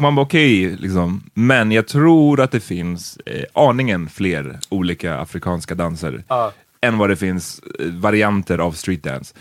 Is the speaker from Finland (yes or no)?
no; Gambia; now in Sweden; Gambia, som jag är ifrån